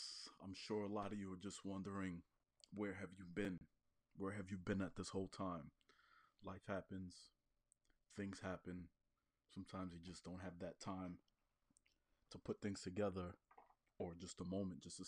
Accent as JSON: {"language": "English", "region": "New York", "country": "United States", "tie": "born or raised there", "said": "being a New Yorker, born and raised"}